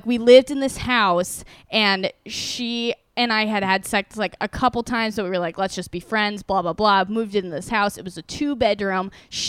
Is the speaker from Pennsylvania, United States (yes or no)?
no; Iowa, United States; born or raised there; moved away as an adult; now in New York, United States